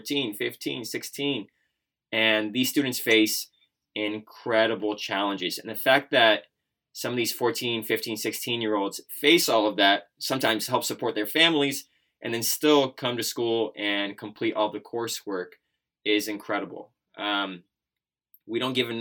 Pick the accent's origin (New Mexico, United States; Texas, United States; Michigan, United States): Texas, United States; also born or lived in Iran; I came from Iran to the United States at the age of 5, and ever since I've lived in Texas